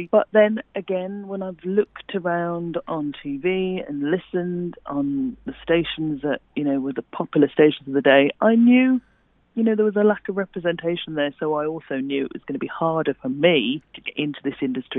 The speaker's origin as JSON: {"language": "English", "town": "Birmingham", "region": "West Midlands", "country": "United Kingdom", "accent": "Brummie", "said": "there's no way I could have been a newsreader on Sky News speaking with my normal Brummie accent. It's only in the last few years, I'd say, Miranda, that I felt free to allow my flat vowels to shine and to allow my Brummie-ness to come through a bit more"}